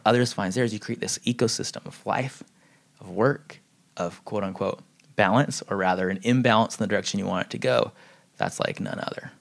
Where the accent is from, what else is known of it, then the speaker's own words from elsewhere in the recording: San Diego, California, United States; I grew up in San Diego